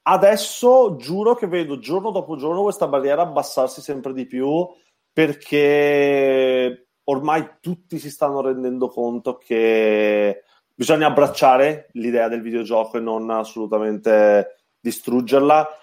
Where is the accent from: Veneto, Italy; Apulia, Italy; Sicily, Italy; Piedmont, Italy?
Veneto, Italy; Treviso; accent: Treviso; Treviso, come si sente dal mio accento